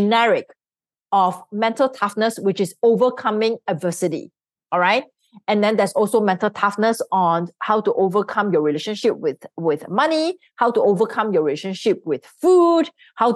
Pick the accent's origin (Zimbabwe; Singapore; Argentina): Singapore; I grew up in Singapore because that's where I'm from. So I'm a Singaporean.